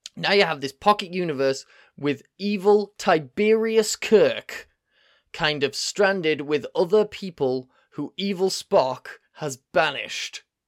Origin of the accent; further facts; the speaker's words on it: Yorkshire and the Humber, United Kingdom; I'm from Yorkshire. I'm from Yorkshire.